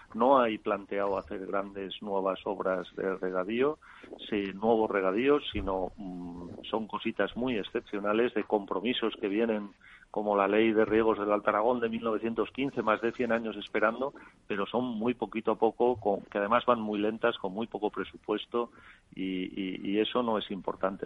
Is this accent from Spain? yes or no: yes; Spain; Es que España de, somos el país de Europa